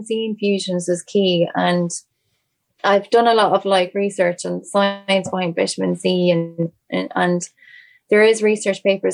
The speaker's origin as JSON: {"language": "English", "country": "Ireland", "tie": "born or raised there", "said": "Irish people. Everyone in, like it was, a lot of it was my community, my hometown"}